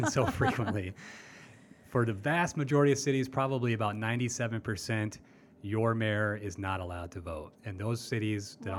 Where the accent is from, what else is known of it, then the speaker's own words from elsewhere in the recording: Iowa City, Iowa, United States; My hometown of Iowa City